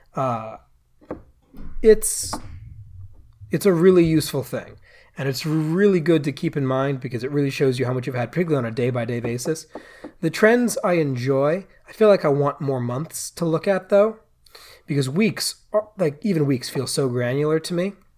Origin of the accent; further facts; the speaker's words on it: United States; I am an American